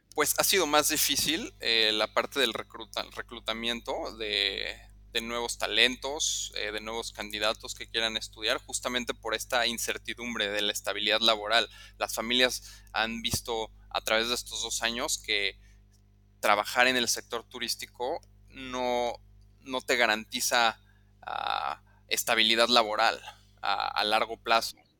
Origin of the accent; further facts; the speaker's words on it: Mexico City, Mexico; moved away as an adult; also born or lived in Lausanne, Switzerland; now in Cambodia; yo soy originario de la Ciudad de México